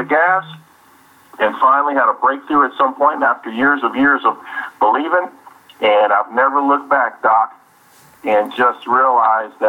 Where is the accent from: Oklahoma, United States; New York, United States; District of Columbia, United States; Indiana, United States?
Indiana, United States; Indianapolis; I was born and raised here in Indianapolis, Indiana